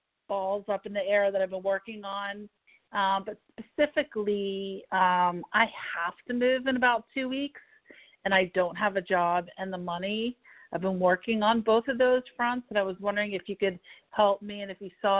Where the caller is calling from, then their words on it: Pittsburgh, Pennsylvania, United States; from Pittsburgh.